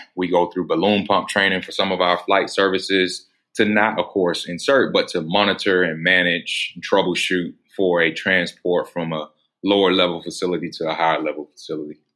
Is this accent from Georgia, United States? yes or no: yes; Atlanta, Georgia, United States; I was actually born in the city of Atlanta